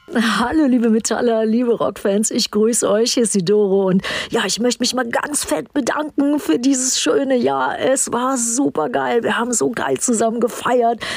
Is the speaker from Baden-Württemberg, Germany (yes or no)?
no; Düsseldorf, North Rhine-Westphalia, Germany; moved away; in meiner alten Heimat Düsseldorf